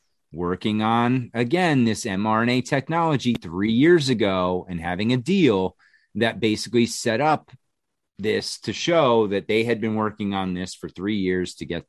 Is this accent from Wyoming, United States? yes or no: no; New Jersey, United States; I grew up in Jersey, so I was like 20 minutes from Yankee Stadium.